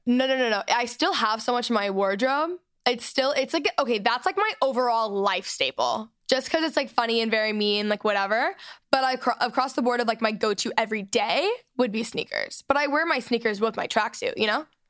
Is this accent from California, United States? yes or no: no; Texas, United States; moved away; I was raised in Texas